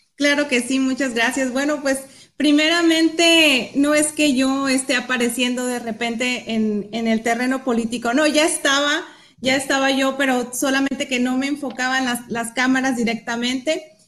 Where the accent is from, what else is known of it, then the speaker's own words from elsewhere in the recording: Baja California Sur, Mexico; also born or lived in Guadalajara; yo soy nativa, soy sudcaliforniana, soy hija eh, de padres sudcalifornianos